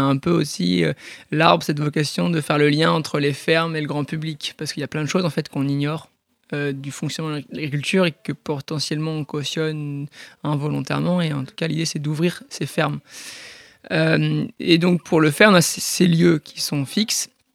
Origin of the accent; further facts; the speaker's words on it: Port-en-Bessin, Normandy, France; also born or lived in Bayeux; je suis un pur produit du Bessin, donc c'est une petite région dans la Normandie. Euh, je suis né à Bayeux, j'ai grandi à Port-en-Bessin